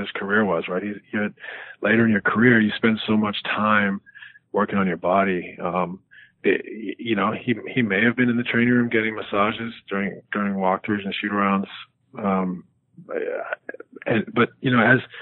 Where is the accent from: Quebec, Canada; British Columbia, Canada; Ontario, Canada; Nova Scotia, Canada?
British Columbia, Canada; West Coast of Canada; I growing up on the West Coast of Canada